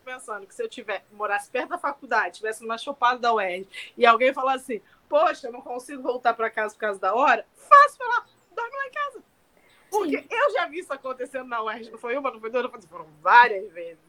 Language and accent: Portuguese; Rio de Janeiro, Brazil; a gente é carioca